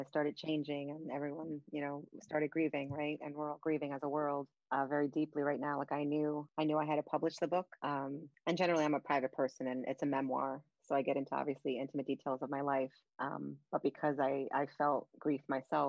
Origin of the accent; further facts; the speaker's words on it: New York City, New York, United States; moved away as an adult; now in upstate New York, United States; I live in upstate New York now, but I'm originally from Brooklyn, born and raised.